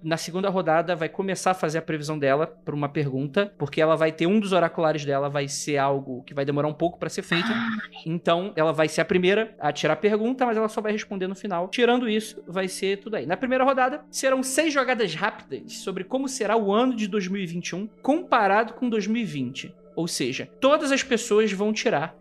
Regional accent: Brazil; Ninguém pode falar que eu não sou brasileiro

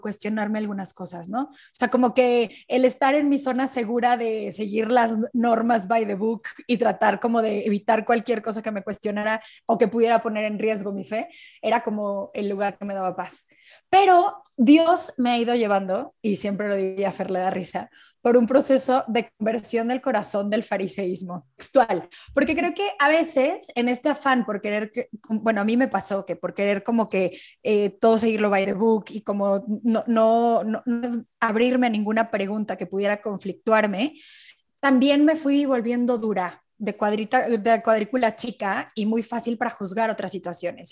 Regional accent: Mexico; soy mexicana

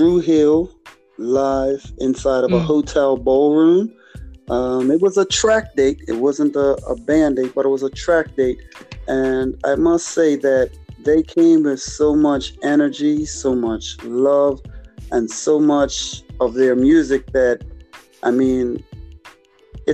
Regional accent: Bermuda; I am from a place where a lot of people may call it the Bermuda Triangle

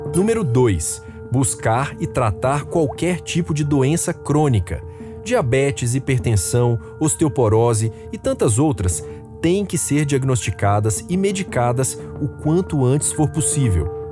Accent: Belo Horizonte, Minas Gerais, Brazil; lá da minha terra, Belo Horizonte

